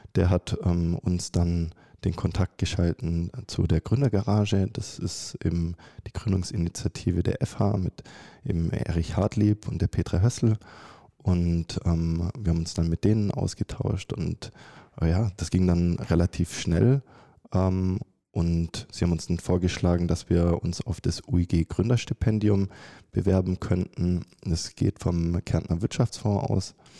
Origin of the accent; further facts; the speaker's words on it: Germany; moved away as an adult; also born or lived in Stuttgart / Carinthia, Austria; ich komme ursprünglich aus Deutschland